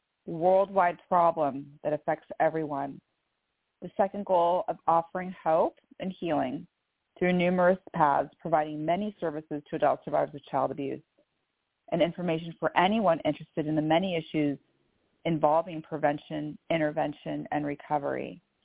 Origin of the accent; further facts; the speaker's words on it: Bellevue, Washington, United States; I am from Bellevue, Washington.